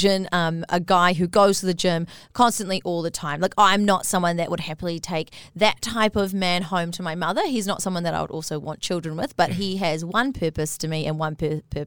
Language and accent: English; New Zealand; moved away as an adult; also born or lived in Australia; don't want to go back to New Zealand yet